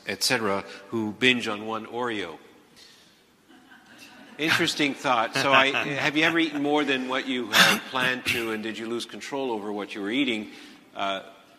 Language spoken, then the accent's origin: English; Montreal, Quebec, Canada; I'm from Montreal, not Toronto.